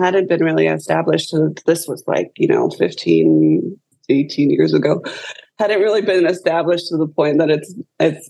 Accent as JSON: {"language": "English", "region": "Southern California", "country": "United States", "tie": "born or raised there", "moved": "yes", "lives_now": "Orlando, United States", "said": "I grew up in Southern California"}